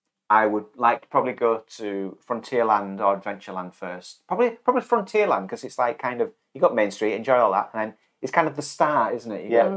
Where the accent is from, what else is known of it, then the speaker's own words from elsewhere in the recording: United Kingdom; Because we're British